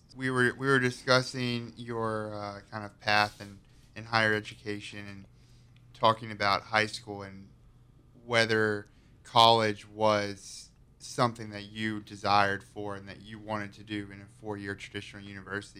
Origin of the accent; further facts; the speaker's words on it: High Point, North Carolina, United States; I'm born and raised in High Point